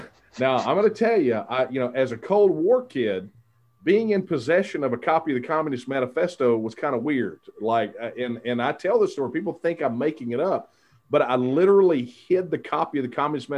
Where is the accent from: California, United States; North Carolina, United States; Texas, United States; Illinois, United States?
Texas, United States; my hometown. It was a hometown, a little over 5,000 people